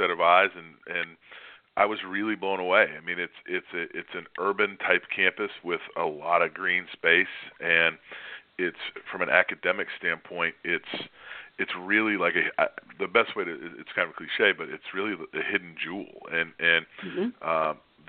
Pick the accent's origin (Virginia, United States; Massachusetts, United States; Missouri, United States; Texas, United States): Massachusetts, United States; Milford; I grew up in Milford, Massachusetts